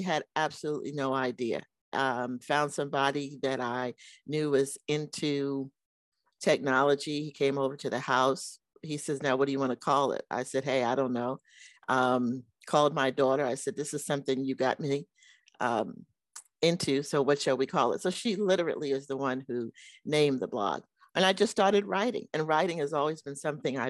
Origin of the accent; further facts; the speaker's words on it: New York, United States; moved away as an adult; I grew up in New York with two very, very loving and supportive parents